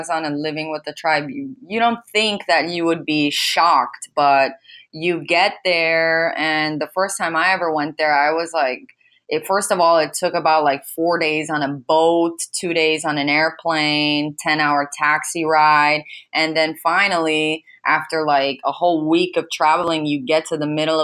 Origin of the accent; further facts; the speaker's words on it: United States; I was raised here in America